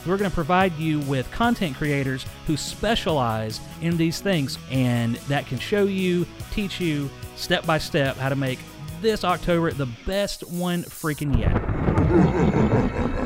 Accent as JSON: {"language": "English", "town": "Anderson", "region": "South Carolina", "country": "United States", "said": "We're from Anderson, South Carolina"}